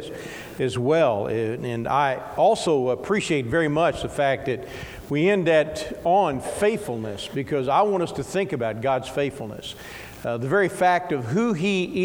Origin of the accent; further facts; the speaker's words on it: Ballard County, Kentucky, United States; I grew up here. I grew up in Ballard County